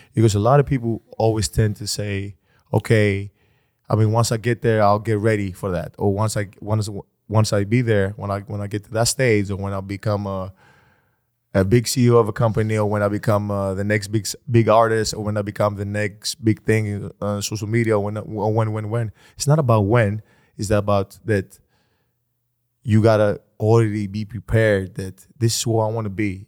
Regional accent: Athens, Attica, Greece; I was born in Athens, Greece

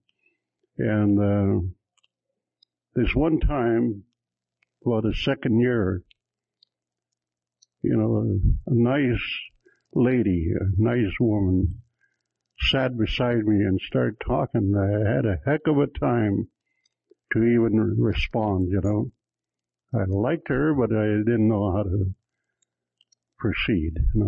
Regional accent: Cold Lake, Alberta, Canada; I'm from Cold Lake, Alberta

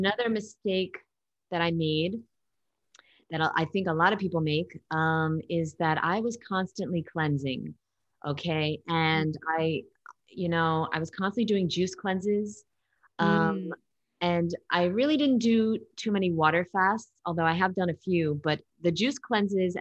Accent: New York, United States; I'm from New York

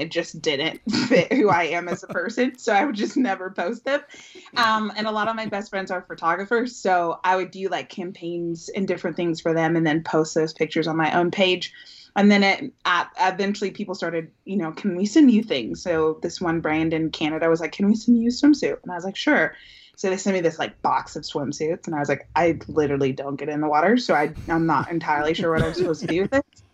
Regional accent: Bay Area, California, United States; moved away as an adult; now in Los Angeles, United States; I am born and raised in the Bay Area

